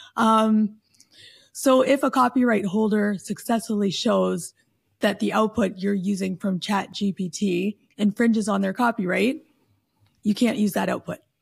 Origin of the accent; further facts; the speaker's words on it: Canada; I'm Canadian